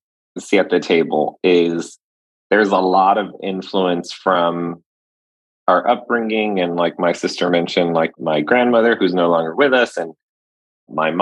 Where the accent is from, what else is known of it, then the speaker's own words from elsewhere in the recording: Laredo, Texas, United States; growing up in Laredo, Texas